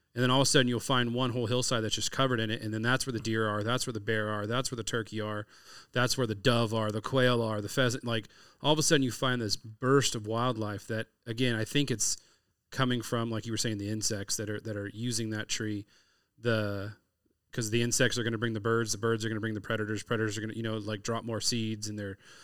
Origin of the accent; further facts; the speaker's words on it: California, United States; I'm from California, so we grow up